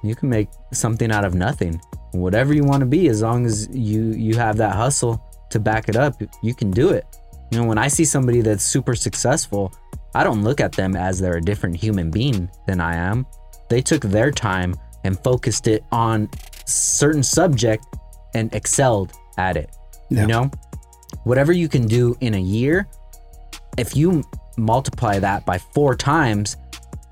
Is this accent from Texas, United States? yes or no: no; California, United States; I'm from California